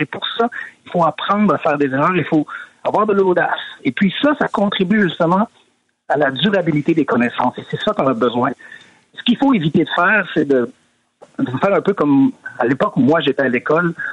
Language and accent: French; Quebec, Canada; moved away as an adult; now in Sweden; ça fait 20 ans que je suis parti du Québec